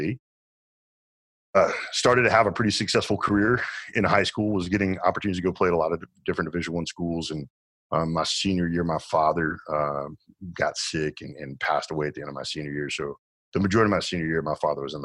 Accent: Arkansas, United States; moved away; also born or lived in Dallas-Fort Worth, Texas; grew up in Arkansas

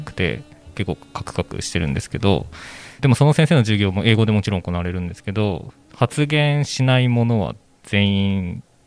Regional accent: Hokkaido, Japan; moved away as an adult; also born or lived in Tokyo; 僕はこう18年間北海道の田舎で育って

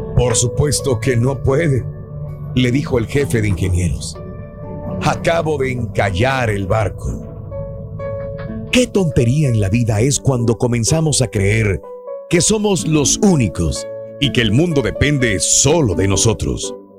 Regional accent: Matamoros, Tamaulipas, Mexico; moved away; en mi tierra, en Matamoros

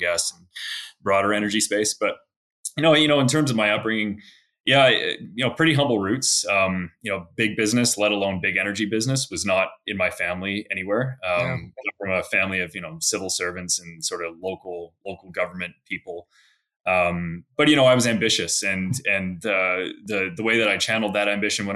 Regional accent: Victoria, British Columbia, Canada; now in Alberta, Canada; I grew up in Victoria, British Columbia, which is actually the capital of BC.

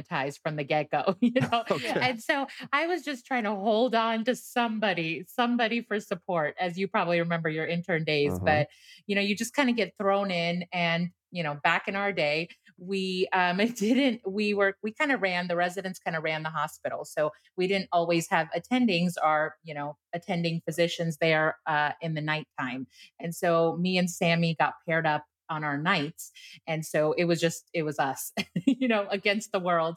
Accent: Houston, Texas, United States; I grew up in Houston for most of my like high school, middle school. So my family's from here

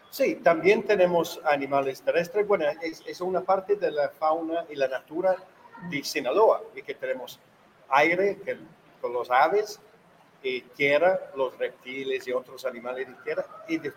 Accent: England, United Kingdom; Spanish is a second language; now in Mazatlán, Mexico; soy inglés, de Inglaterra.

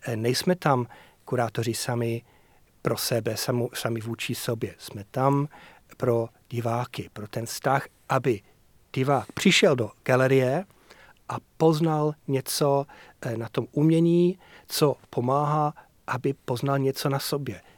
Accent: Yorkshire and the Humber, United Kingdom; moved away; Já jsem chlap z Yorkshireu

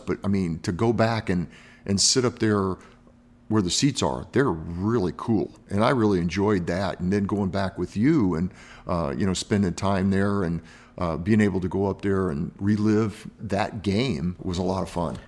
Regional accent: Miami, Florida, United States; I grew up in Miami and I keep moving north

